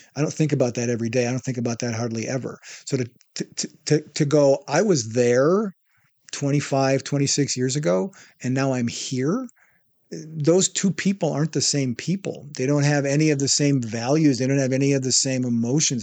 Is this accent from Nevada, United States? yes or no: no; Wisconsin, United States; moved away as an adult; also born or lived in Iowa / Palm Springs, California / Texas / Hollywood, California; I moved back home from Hollywood to my hometown in Wisconsin